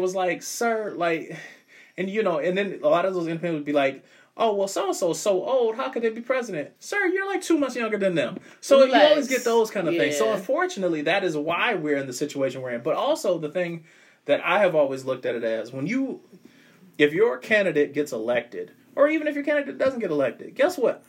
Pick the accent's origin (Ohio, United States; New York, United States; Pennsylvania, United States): Ohio, United States; we're from Ohio.